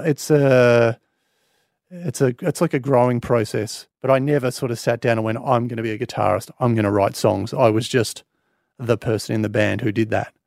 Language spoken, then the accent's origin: English; Australia; I'm obviously proudly Australian